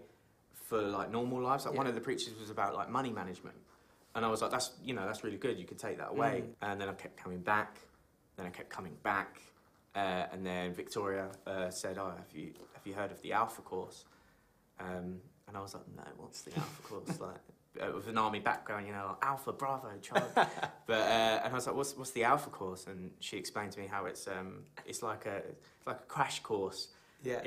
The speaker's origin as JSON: {"language": "English", "town": "Huntingdon", "region": "East of England", "country": "United Kingdom", "said": "I'm from Huntingdon."}